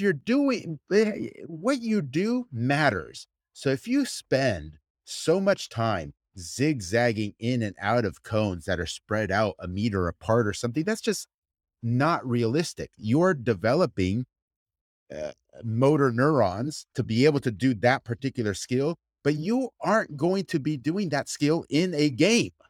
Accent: United States; my entire family and extended families from Argentina, I mean, I was born and raised in the United States

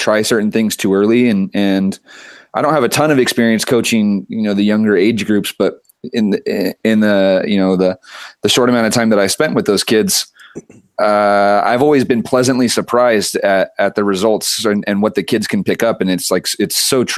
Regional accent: Santa Maria, California, United States; I grew up in Santa Maria, California

